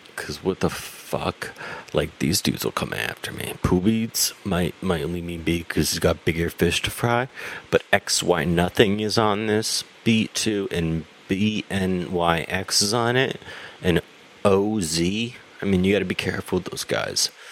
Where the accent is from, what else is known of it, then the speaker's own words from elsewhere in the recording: New Jersey, United States; also born or lived in Boston; I'm from New Jersey, and we make, we make pizza